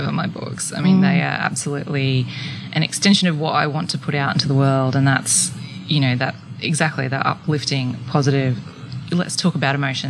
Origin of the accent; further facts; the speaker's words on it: Brisbane, Queensland, Australia; I grew up in Brisbane